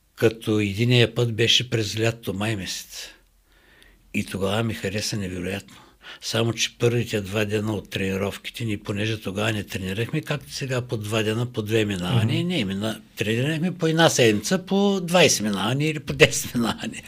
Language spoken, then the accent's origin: Bulgarian; Varna, Varna Province, Bulgaria; не че съм българин, не че съм от Варна